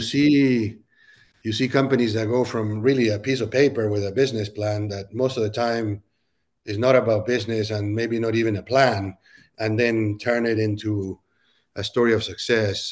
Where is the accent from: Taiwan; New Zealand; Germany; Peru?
Peru; moved away as an adult; also born or lived in Silicon Valley, United States; now in Nashville, United States; I was actually born and raised in Peru and moved to the U S to go to college